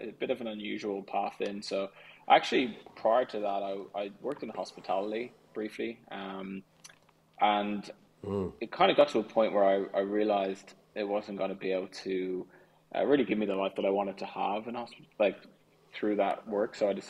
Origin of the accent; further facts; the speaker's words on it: Clontarf, Leinster, Ireland; now in London, United Kingdom; I loved it there. I mean, I originally was in Griffith Avenue for about 12 years or so, and then we moved to Clontarf.